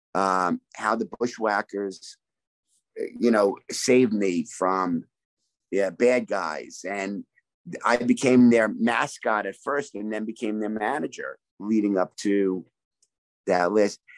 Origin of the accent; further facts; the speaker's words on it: New York, United States; also born or lived in Brooklyn; I grew up right outside New York City, born in Brooklyn